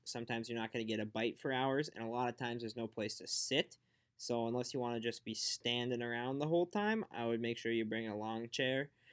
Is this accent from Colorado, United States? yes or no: no; Fargo, North Dakota, United States; back down in Fargo, where my hometown is